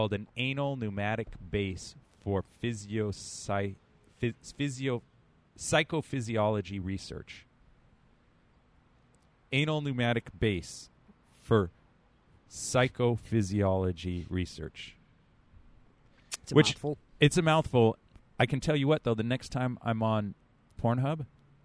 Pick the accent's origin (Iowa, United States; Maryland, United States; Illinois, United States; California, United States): California, United States; San Francisco Bay Area; I'm San Francisco Bay Area, which we're a little, we're freaky here.